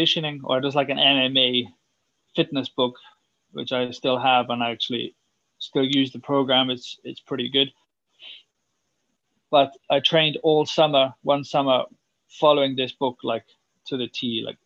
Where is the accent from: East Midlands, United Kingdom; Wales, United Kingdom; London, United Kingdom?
Wales, United Kingdom; Swansea; moved away; I'm from Wales, I'm from Swansea, and I grew up playing a lot of rugby